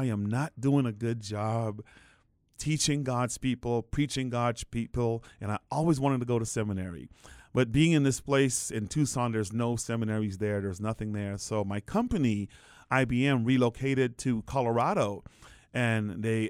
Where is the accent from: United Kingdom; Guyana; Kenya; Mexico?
Guyana; now in United States; I was born in the Caribbean. That's where I was born and raised. My actual birthplace was Guyana, South America. And my parents were just migrants looking for a better life.